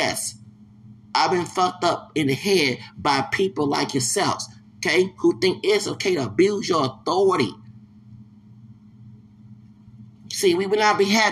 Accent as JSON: {"language": "English", "region": "Texas", "country": "United States", "also_born_or_lived": "Louisiana / Alabama / Maricopa County, Arizona", "moved": "yes", "said": "I'm a Texan"}